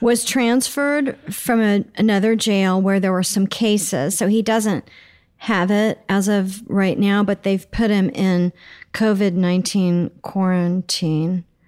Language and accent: English; Oklahoma City, Oklahoma, United States; moved away; I grew up in Oklahoma City